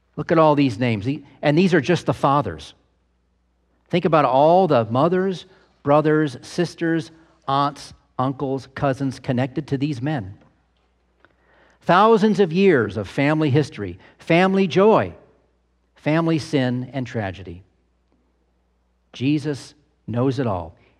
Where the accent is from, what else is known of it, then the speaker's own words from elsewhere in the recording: United States; We Americans